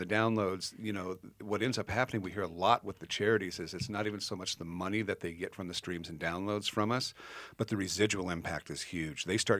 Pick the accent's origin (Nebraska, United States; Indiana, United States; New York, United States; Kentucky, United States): Nebraska, United States; I grew up in Nebraska when the FBI was raiding, Fort Robinson and Chadron because the indigenous peoples were doing the ghost dance.